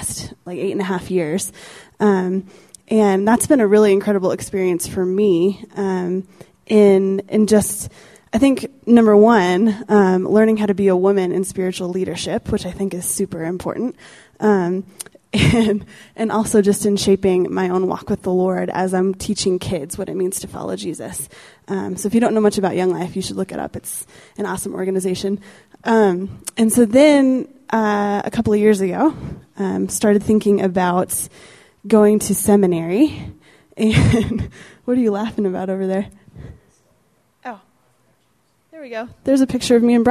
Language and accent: English; Steamboat Springs, Colorado, United States; I grew up in Steamboat, a little ski town up in the northwestern corner of Colorado